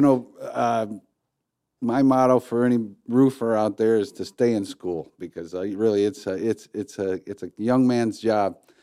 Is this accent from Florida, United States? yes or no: no; Highland Park, Michigan, United States; I was born in Highland Park, and, uh, Highland Park is my home